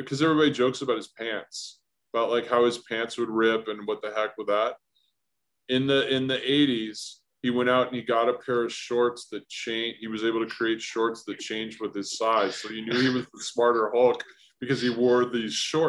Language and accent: English; United States; I grew up near the Canadian border